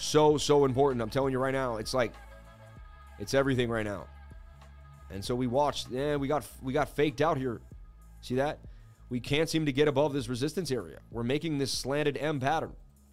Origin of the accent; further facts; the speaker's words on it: Scotland, United Kingdom; I'm from Scotland, and that replica reminds me the English are coming.